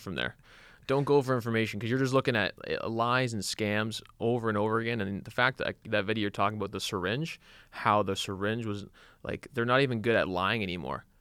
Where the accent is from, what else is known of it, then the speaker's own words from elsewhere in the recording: Canada; we grew up in Canada